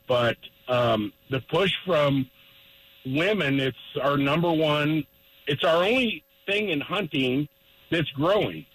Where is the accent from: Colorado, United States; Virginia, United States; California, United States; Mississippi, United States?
Colorado, United States; Littleton; I was born and raised in Littleton, and I moved to northeastern Colorado two and a half years ago